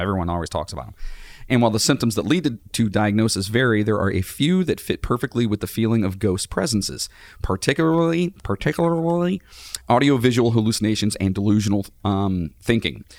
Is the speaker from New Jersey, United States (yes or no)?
no; Cleveland, Ohio, United States; We're from Cleveland